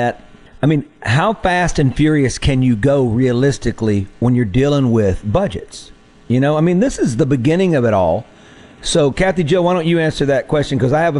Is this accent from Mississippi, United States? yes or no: yes; Marks, Mississippi, United States; And that is Marks, Mississippi. I mean, who's born and raised in Marks, Mississippi that didn't go to the Junction back in the day?